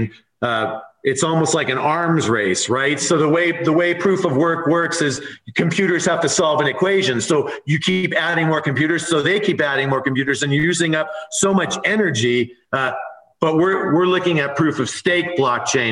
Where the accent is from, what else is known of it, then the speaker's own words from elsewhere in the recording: California, United States; moved away as an adult; now in Nevada, United States; I grew up in California. I moved here 4 years ago.